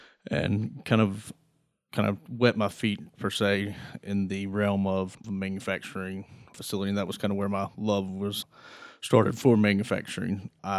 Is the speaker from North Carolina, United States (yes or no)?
yes; Greenville, North Carolina, United States; So like you said, I grew up in Greenville, North Carolina.